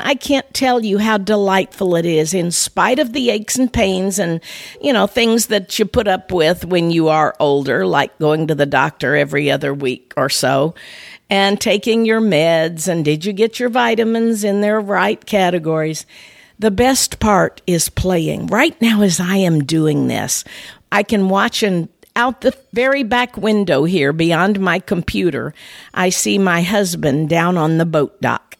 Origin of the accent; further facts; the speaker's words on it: north of Saint Louis, Missouri, United States; In my hometown, up in the area north of Saint Louis